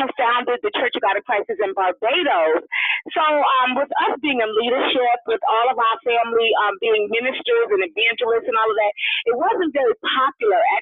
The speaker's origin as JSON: {"language": "English", "region": "New York", "country": "United States", "said": "we're all from New York. Most of us are from New York, outside of the Clarks"}